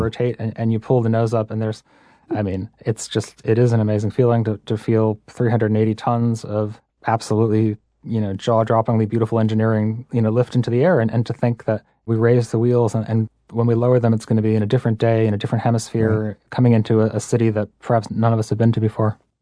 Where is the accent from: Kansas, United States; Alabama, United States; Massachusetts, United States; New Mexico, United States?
Massachusetts, United States; I grew up in Massachusetts.